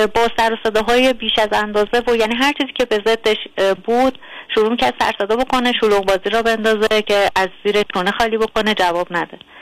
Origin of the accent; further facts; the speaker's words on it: Tehran, Tehran Province, Iran; من دقیقا تهران هستم و اینکه دوست ندارم جای دیگه ای باشم چون در واقع همینجا متولد شدم